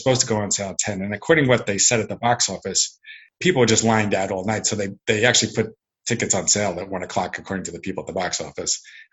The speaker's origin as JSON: {"language": "English", "area": "Long Island", "region": "New York", "country": "United States", "tie": "born or raised there", "said": "I grew up on Long Island"}